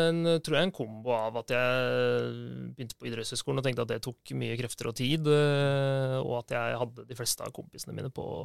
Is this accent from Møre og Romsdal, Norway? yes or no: no; Oslo, Norway; er født og oppvokst på Oppsal. Veldig sånn Oppsal